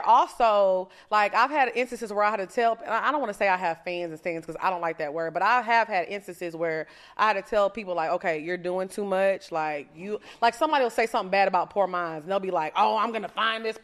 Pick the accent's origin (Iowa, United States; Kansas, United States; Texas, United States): Texas, United States; Orange; I'm from Orange, Texas. Y'all know I'm super country